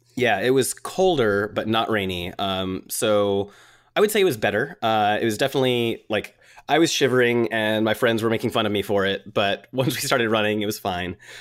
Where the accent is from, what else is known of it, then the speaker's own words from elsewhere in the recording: Atlanta, Georgia, United States; I'm from Atlanta. It's not cold here.